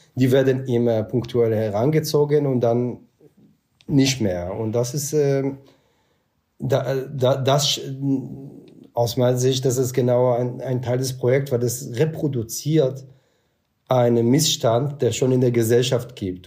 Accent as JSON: {"language": "German", "country": "Israel", "tie": "born or raised there", "second_language": "German", "moved": "as an adult", "lives_now": "Germany", "said": "ich bin im Kibbutz auch aufgewachsen"}